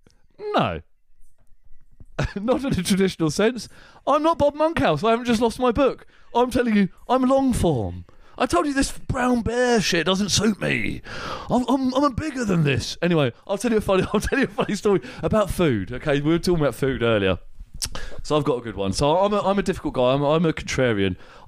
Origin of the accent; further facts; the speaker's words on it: Watford, East of England, United Kingdom; born there; So, I was born in Watford. I was born in Watford, which is just to the northeast of London.